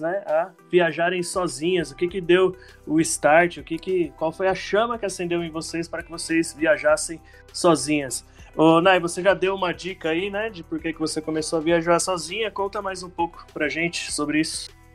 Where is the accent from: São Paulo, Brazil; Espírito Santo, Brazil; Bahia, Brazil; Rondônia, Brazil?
São Paulo, Brazil; Santo André; sou de Santo André, São Paulo